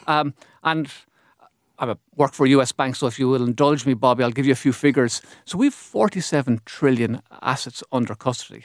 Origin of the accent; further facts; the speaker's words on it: Ireland; as an Irish economy, we've managed to to work through those cycles